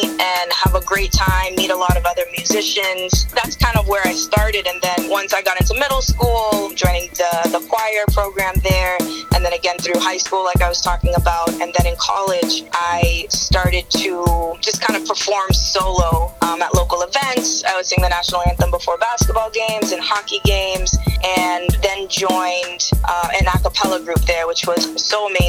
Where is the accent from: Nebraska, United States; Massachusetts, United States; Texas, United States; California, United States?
Massachusetts, United States; Lowell; I am from Lowell, Massachusetts. So big shout out to Mill City. I grew up there with both my parents and my older sister.